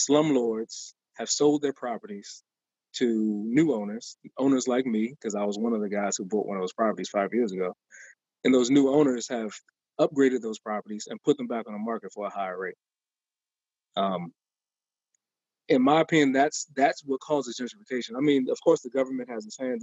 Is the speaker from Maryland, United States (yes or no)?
yes; Maryland, United States; moved away as an adult; also born or lived in Upper Marlboro, Maryland; now in Washington, D.C., United States; I'm from Maryland, where we got like yards and people don't walk up to your house